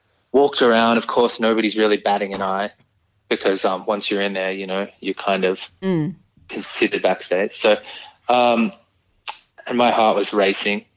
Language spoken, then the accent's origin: English; Melbourne, Victoria, Australia; I grew up in Melbourne.